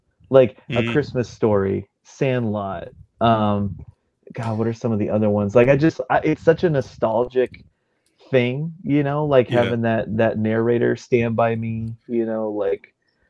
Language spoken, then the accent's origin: English; Tucson, Arizona, United States; I grew up in Tucson, so about 2 hours away.